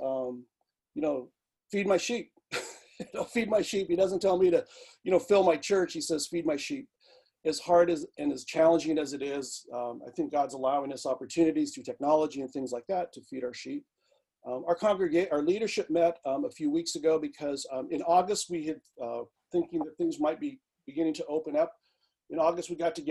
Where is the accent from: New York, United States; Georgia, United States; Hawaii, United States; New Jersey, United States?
Hawaii, United States; Native Hawaiian, United States; now in Vancouver, Washington, United States; being Native Hawaiian, being Indigenous